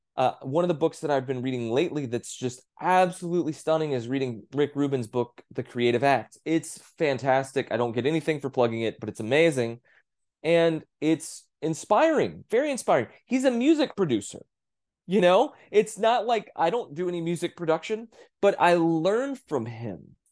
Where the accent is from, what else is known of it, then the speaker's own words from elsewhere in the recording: Texas, United States; growing up in Texas